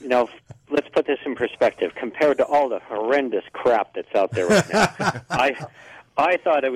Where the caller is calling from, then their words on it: Carson City, Nevada, United States; Hey, it's … from Carson City.